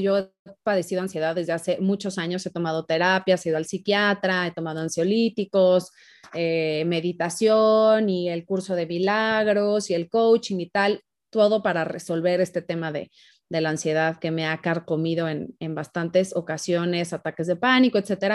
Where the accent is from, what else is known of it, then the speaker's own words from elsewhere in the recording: Guadalajara, Jalisco, Mexico; moved away as an adult; now in Mexico City, Mexico; yo soy de Guadalajara, me vine acá un rato, me regresé a Guadalajara.